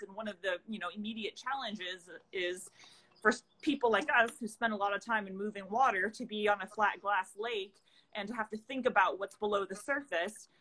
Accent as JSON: {"language": "English", "area": "the Northwest", "region": "Pacific Northwest", "country": "United States", "said": "we're both from the Northwest"}